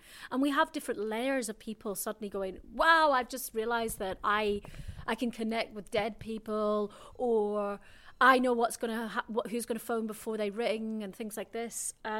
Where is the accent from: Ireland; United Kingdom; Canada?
Ireland; And I should have got sent back to Ireland, my home country, but there were no flights.